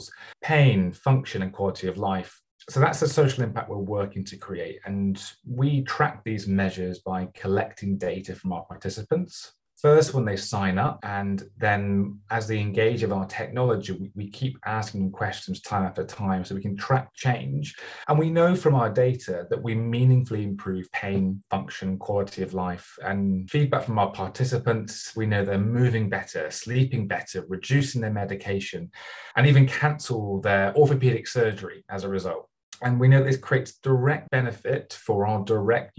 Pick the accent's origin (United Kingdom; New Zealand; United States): United Kingdom; Bristol, South West England; my hometown in Bristol